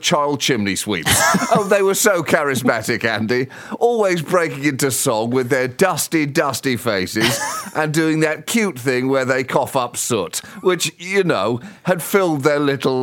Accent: United Kingdom; moved away; I am from Great Britain. I am Great British

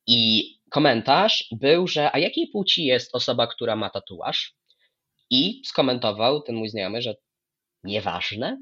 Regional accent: Lublin Voivodeship, Poland; byłem u siebie, na Lubelszczyźnie

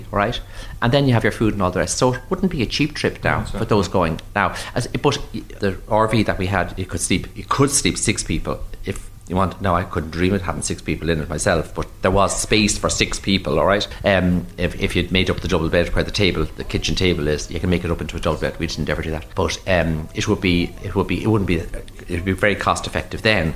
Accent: Ireland

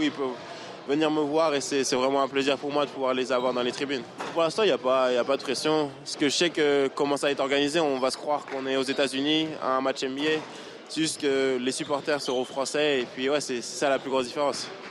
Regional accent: France; born or raised there; now in United States

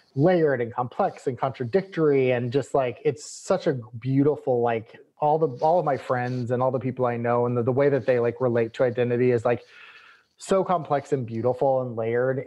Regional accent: Texas, United States

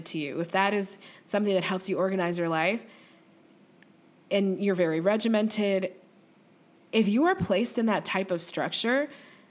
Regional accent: the North, United States; I'm from the North

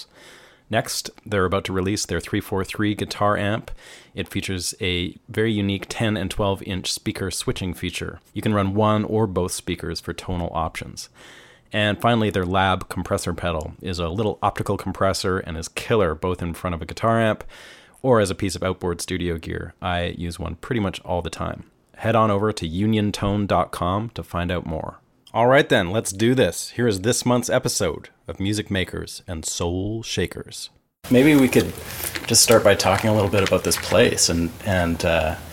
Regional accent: Vancouver, British Columbia, Canada; moved away; I come from Vancouver

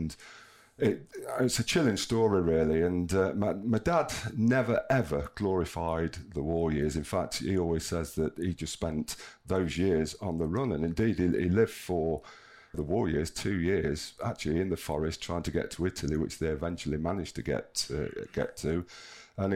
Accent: Sutton-in-Ashfield, East Midlands, United Kingdom; also born or lived in Mansfield; I was born in Mansfield, brought up in Sutton in Ashfield

